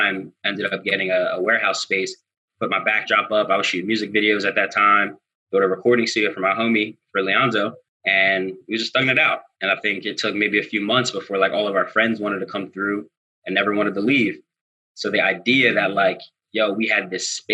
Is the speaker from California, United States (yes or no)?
no; Philadelphia, Pennsylvania, United States; if you're from Philly, my family's from Germantown. We come from Wayne Junction.